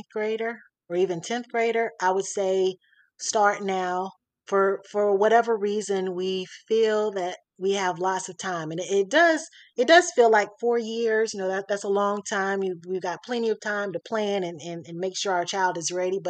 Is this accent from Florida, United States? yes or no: yes; Florida, United States; moved away as an adult; now in Atlanta, United States; I'm from Florida